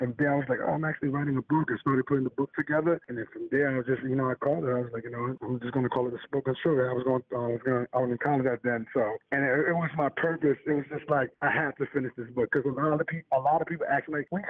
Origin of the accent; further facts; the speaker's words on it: New York City, New York, United States; also born or lived in Elmont, New York; I grew up in Harlem, but moved to Long Island at Elmont